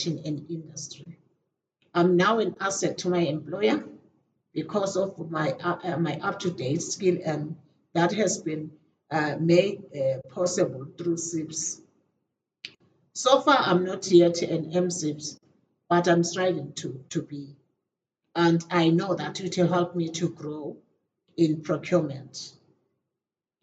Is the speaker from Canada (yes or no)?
no; Eswatini; from Eswatini.